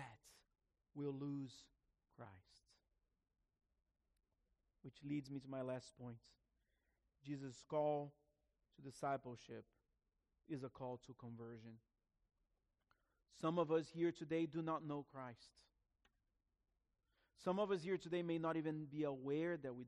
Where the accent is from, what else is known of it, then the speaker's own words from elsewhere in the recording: Brazil; moved away; my grandfather, who was a pastor in my hometown in Brazil